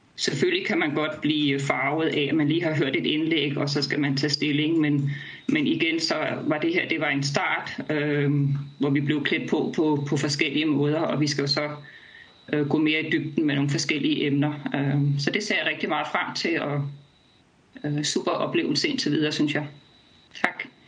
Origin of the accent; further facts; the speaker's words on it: Roskilde, Zealand, Denmark; jeg kommer fra Roskilde